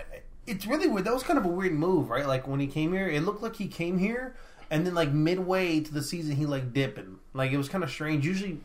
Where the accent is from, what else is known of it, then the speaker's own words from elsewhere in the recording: United States; I'm American.